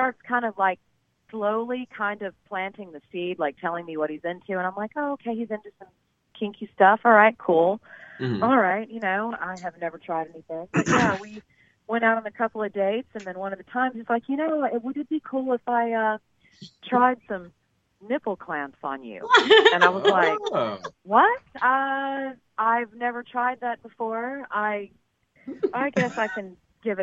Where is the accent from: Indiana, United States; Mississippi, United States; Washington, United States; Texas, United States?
Texas, United States; I'm a Texan.